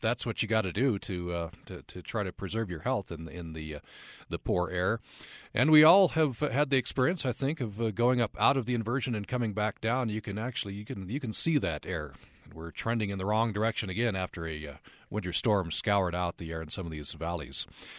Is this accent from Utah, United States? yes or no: yes; Vernal, Utah, United States; I grew up in Vernal